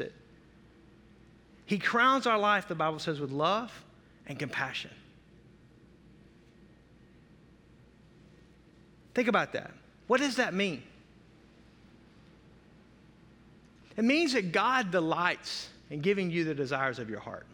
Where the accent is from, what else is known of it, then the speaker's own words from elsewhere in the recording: the South, United States; I'm from the South